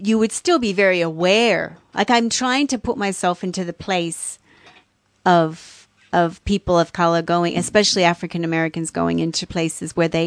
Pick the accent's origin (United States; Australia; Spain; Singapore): Australia; I was brought up in Australia, so you could always bring your kids to the beer garden and the pubs and have dinner and drink, and I was brought up like